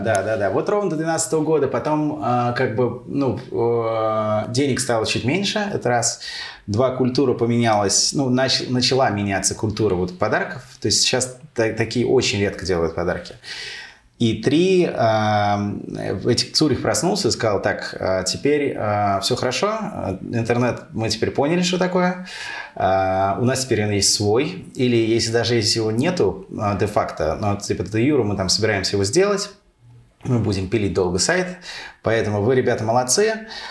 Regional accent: Moscow, Russia; also born or lived in United States; Родился в Москве. Э, тут и прожил э, всю жизнь.

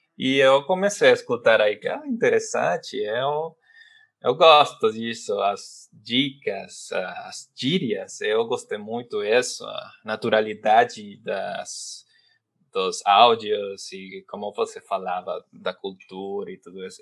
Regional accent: Venezuela; Portuguese is a second language; como venezuelano, falo assim

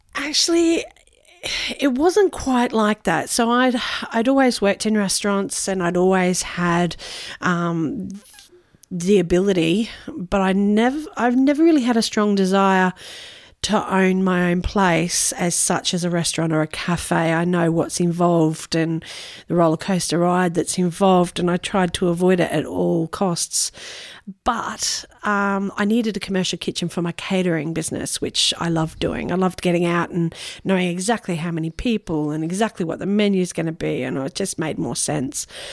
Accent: Noosa, Queensland, Australia; we have a bit of family history here. I'm fifth generation Noosa

